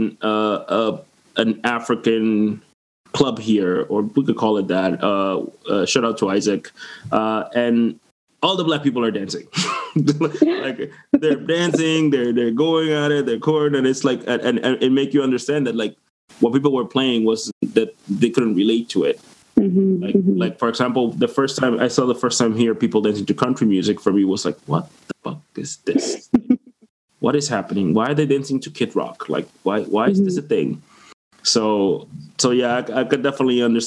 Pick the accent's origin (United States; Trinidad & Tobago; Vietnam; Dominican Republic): Dominican Republic; now in Moncton, Canada; I'm from the Dominican Republic